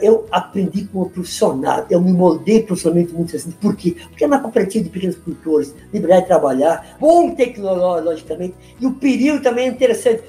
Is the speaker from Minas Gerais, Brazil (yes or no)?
no; Teutônia, Rio Grande do Sul, Brazil; also born or lived in Santa Cruz do Sul / Santa Maria; eu sou nascido aqui em Teutônia, naquela época era Estela